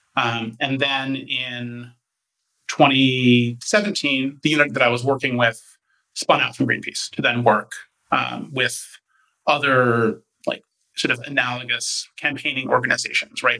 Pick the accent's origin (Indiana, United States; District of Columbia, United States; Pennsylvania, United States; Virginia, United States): District of Columbia, United States; Washington; moved away as an adult; also born or lived in San Francisco; now in New Haven, United States; I grew up actually just outside of Washington, D.C., one of the few people who was actually born in D.C.